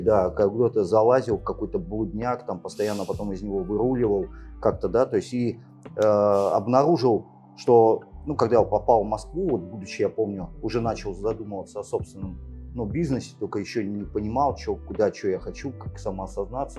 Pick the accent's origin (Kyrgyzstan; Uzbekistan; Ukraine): Uzbekistan; Angren, Tashkent Region; also born or lived in Siberia; Родился в Сибири. Э, в советское время родители переехали в Узбекистан. Вот, э, юность прожил там